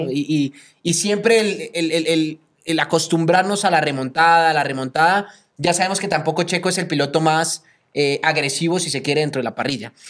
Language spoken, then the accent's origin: Spanish; Colombia; yo como colombiano